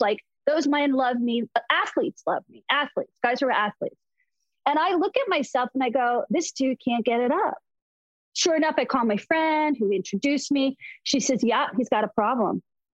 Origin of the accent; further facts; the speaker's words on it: Short Hills, New Jersey, United States; also born or lived in California / Florida; now in Los Angeles, United States; I grew up in Short Hills, New Jersey, which is like Beverly Hills of the East Coast.